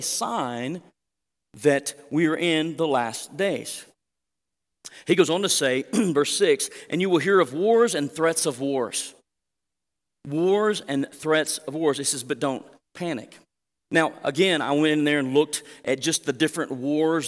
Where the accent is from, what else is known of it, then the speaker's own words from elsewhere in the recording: Southwest Oklahoma, United States; now in Canyon, United States; growing up in Southwest Oklahoma